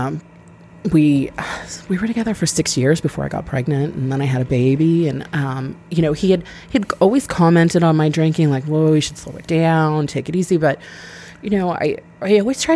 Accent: Weymouth, Massachusetts, United States; now in Scituate, United States; I grew up in Weymouth

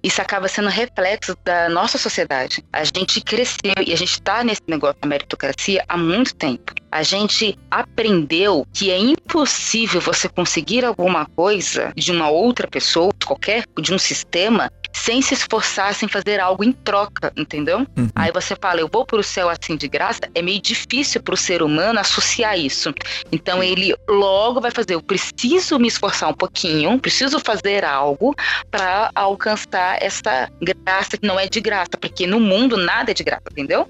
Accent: São Paulo, Brazil; Eu sou, eu sou do Capão Redondo. Eu nasci na pobreza.

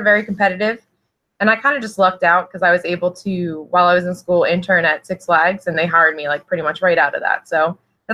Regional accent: Trevose, Pennsylvania, United States; I grew up right outside of Northeast Philadelphia, actually, in Bucks County, a town called Trevose

